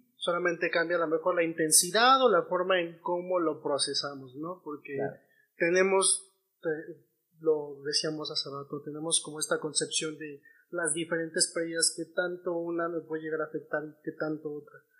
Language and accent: Spanish; Mexico; nosotros como mexicanos